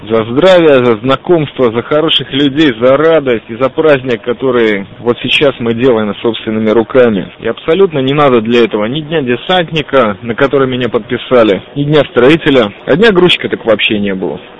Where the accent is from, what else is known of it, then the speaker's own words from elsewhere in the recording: Riga, Latvia; я из Риги.